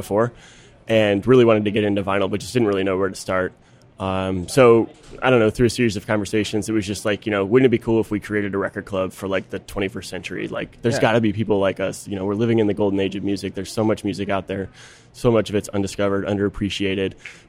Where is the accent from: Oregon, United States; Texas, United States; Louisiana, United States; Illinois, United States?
Illinois, United States; just outside Chicago; I grew up just outside Chicago, so I know Loyola.